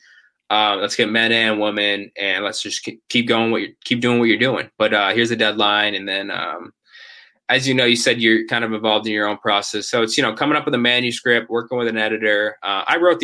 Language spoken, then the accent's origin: English; Ashland, Massachusetts, United States; my hometown, Ashland High School